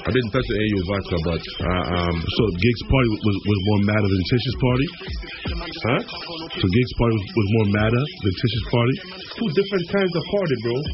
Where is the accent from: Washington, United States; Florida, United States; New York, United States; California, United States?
New York, United States; I'm I'm from New York